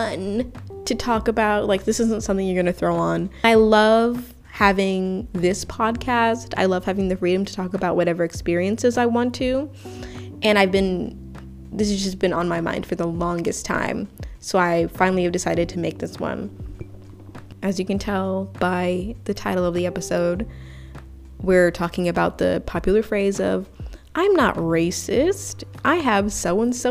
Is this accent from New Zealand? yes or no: no; Uganda; now in United States; I was primarily born and raised in Africa